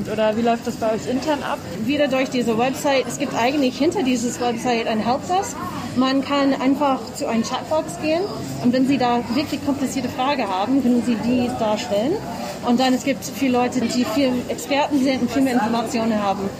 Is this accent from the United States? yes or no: yes; Massachusetts, United States; now in Munich, Germany; Ich äh, komme ursprünglich aus den USA, aus Massachusetts.